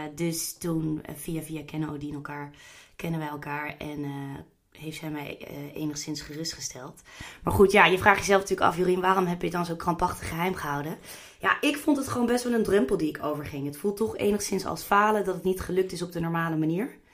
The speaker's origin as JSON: {"language": "Dutch", "town": "The Hague", "region": "South Holland", "country": "Netherlands", "said": "Ik kom bijvoorbeeld uit Den Haag"}